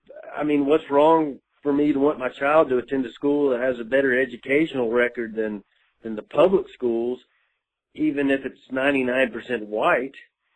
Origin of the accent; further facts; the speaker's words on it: Jackson, Mississippi, United States; I'm from Jackson, Mississippi.